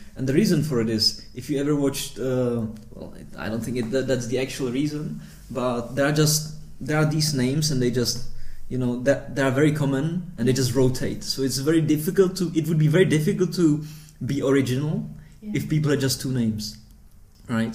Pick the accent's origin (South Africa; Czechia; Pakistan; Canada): Czechia; Prague; moved away as an adult; now in Rotterdam, Netherlands; I was born in the Czech Republic, in Prague, in, in the capital city of the Czech Republic. But my parents come from Vietnam